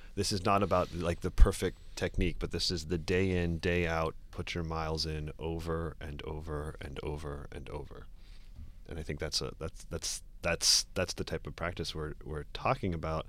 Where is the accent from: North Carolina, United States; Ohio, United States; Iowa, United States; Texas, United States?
Ohio, United States; Cincinnati; moved away as an adult; now in New York, United States; I grew up in, uh, Cincinnati, Ohio